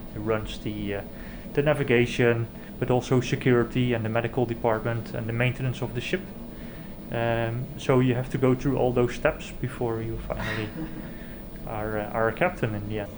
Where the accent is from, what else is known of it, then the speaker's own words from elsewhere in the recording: Zeeland, Netherlands; I grew up in the Netherlands on the southwest coast.